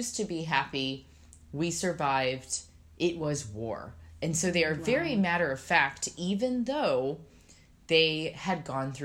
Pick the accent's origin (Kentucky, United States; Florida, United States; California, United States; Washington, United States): California, United States; San Diego; now in New York, United States; I'm from San Diego.